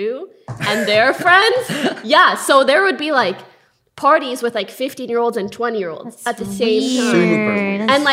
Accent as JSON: {"language": "English", "country": "Canada", "tie": "born or raised there", "moved": "yes", "said": "I'm from Canada and I had like the crazy high school."}